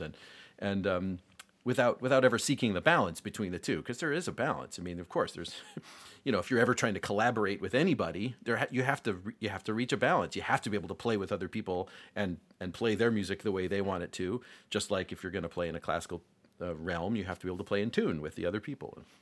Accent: Rochester, New York, United States; I grew up in Rochester

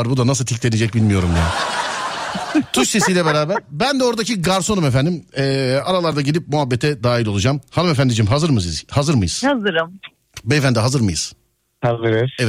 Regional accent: Alanya, Antalya, Turkey; Alanya, Antalya Alanya.

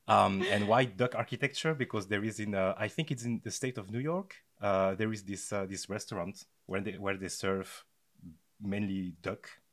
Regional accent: France; moved away as an adult; also born or lived in Belgium; I was born and raised in France, uh, from a, a Belgian mother and a Togolese father.

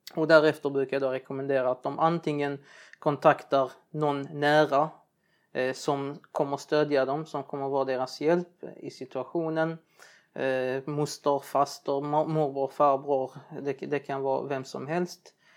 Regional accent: Sweden; Jag är från Libanon, arab min fru från Turkiet eller har turkiskt ursprung. Men vi är båda uppväxta här i ett svenskt samhälle

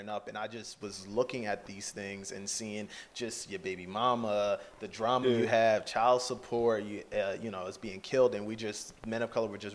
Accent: New Jersey, United States; also born or lived in Philadelphia, Pennsylvania; I went to high school in South Jersey

